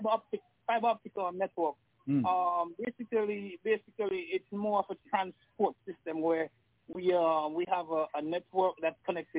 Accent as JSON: {"language": "English", "town": "South River", "region": "Charlotte", "country": "St. Vincent & Grenadines", "said": "I'm from South River."}